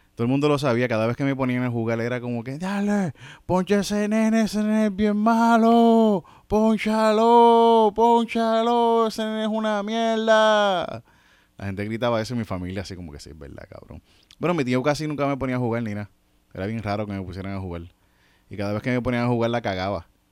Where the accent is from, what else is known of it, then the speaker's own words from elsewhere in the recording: Yauco, Puerto Rico; Yo soy de Yauco